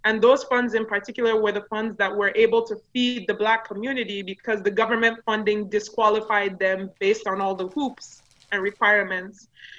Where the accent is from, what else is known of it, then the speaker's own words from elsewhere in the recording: Nigeria; first language yo; English is a second language; And Ori in Yoruba language, which is my native tongue, means shea butter.